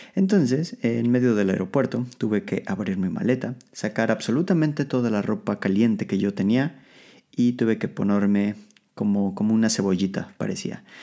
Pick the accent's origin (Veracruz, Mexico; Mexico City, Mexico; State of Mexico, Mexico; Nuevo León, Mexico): Mexico City, Mexico; moved away as an adult; now in Poland; el transporte público de la Ciudad de México, lo cual es una, es una pesadilla. Eh, pero al mismo tiempo es una de las cosas más hermosas de mi ciudad, de mi ciudad de origen